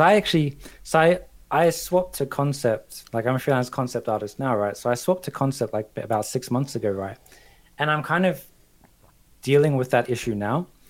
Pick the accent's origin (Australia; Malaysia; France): Australia; moved away as an adult; also born or lived in London; I'm Australian, but I also have like a British passport.